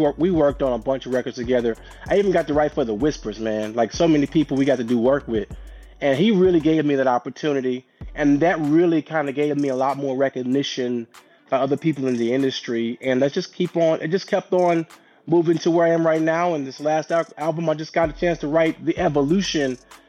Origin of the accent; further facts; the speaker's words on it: St. Louis, Missouri, United States; I grew up in St. Louis, Missouri. Shout out to St. Louis, the Midwest.